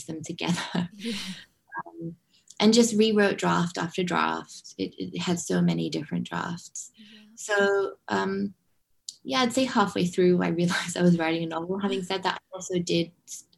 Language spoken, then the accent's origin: English; Hong Kong; moved away; also born or lived in London; growing up in Hong Kong